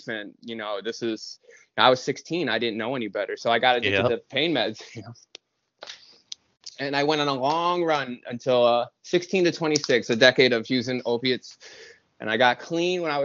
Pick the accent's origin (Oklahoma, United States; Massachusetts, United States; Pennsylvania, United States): Massachusetts, United States; Springfield; I was born and raised in Springfield, Mass, in lower middle class family